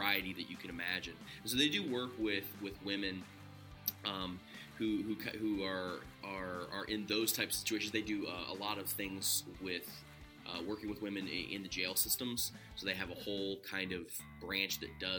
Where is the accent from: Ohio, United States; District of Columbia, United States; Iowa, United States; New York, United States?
Ohio, United States; I'm from Ohio